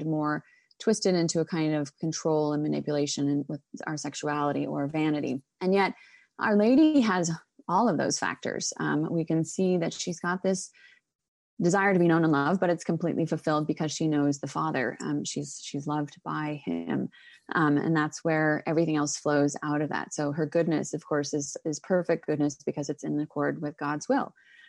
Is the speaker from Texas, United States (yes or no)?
no; Oregon, United States; But I grew up in Oregon, actually, very liberal state.